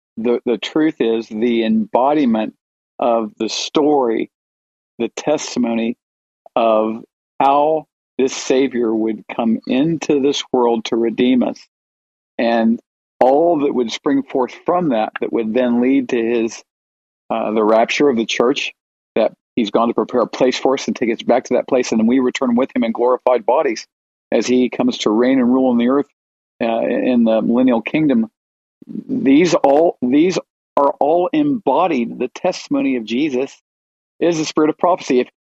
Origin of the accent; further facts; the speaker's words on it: United States; now in Israel; I'm from the States, but certainly I live here now in the Holy Land.